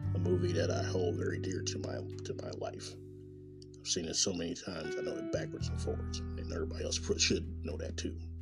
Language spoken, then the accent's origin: English; Kansas City, Missouri, United States; born or raised there; moved away as an adult; also born or lived in Nebraska